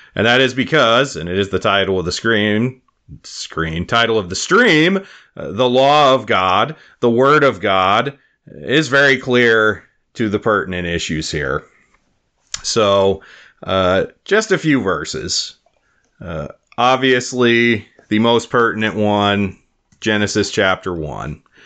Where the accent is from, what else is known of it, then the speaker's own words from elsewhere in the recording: Wyoming, United States; now in South Dakota, United States; my home state of Wyoming